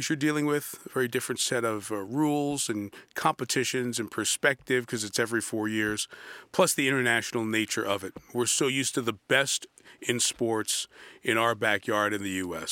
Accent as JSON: {"language": "English", "town": "New York City", "region": "New York", "country": "United States", "tie": "born or raised there", "said": "Growing up in New York City"}